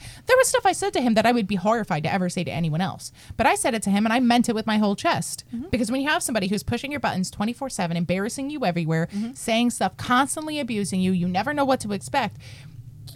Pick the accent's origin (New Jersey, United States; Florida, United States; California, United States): New Jersey, United States; I'm from Jersey